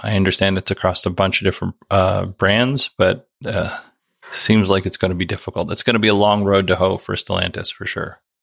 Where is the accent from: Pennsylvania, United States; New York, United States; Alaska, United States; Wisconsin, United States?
Alaska, United States; Nikiski; moved away as an adult; also born or lived in Soldotna, Alaska; Most of the first 21 years of my life, I lived in Nikiski, and I lived all of those 21 years in Alaska